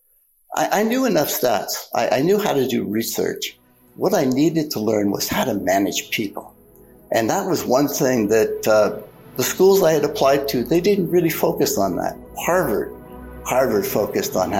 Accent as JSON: {"language": "English", "country": "Canada", "said": "I am a Canadian. I'm a proud Canadian. And frankly, Canada had paid for my undergrad."}